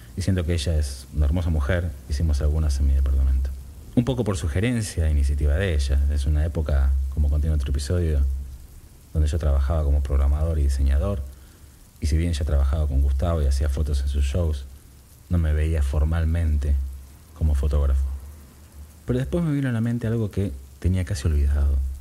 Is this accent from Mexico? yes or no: no; Buenos Aires, Argentina; Yo vivía en el barrio de Devoto, cerca a una cuadra y pico de, de la General Paz